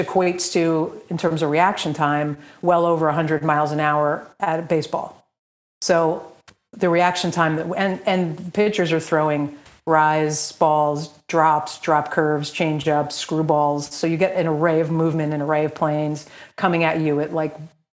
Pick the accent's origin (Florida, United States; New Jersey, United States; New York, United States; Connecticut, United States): New Jersey, United States; Montville; grew up in Montville, New Jersey, not Montvale. Montvale is Bergen County. Montville is Morris County.